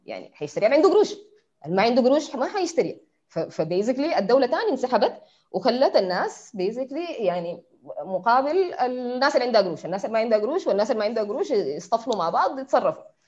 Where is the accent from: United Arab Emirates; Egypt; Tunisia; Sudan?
Sudan; انا مواطنه سودانيه من الشعب السوداني